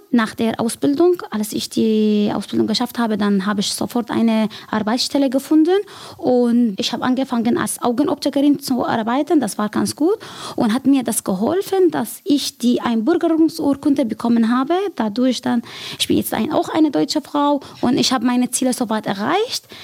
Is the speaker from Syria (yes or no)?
yes; Syria; German is a second language; now in Germany; Ich komme aus Syrien